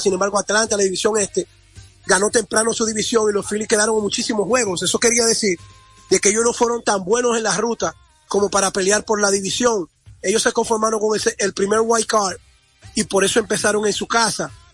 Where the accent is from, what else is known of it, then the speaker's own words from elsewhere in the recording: Dominican Republic; el orgullo que debemos sentir como dominicanos